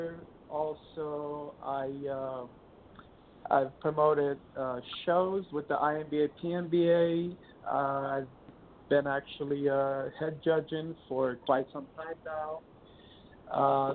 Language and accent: English; Romania; first language Romanian; English is a second language; moved away as an adult; also born or lived in eastern United States; now in California, United States; I'm from Romania.